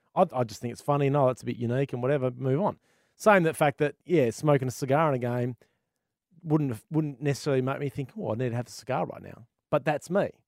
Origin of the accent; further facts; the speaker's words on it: Australia; as an Aussie gamer